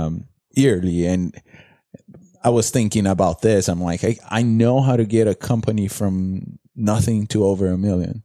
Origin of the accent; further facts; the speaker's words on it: Brazil; English is a second language; also born or lived in Fort Lauderdale; now in United States; I come from Brazil